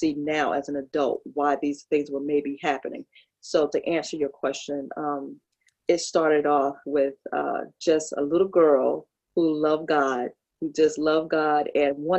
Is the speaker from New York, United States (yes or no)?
yes; New York City, New York, United States; moved away as an adult; also born or lived in Kinston, North Carolina; now in Peru; I was born in Brooklyn and I left at the age of 5 because my mother and father had separated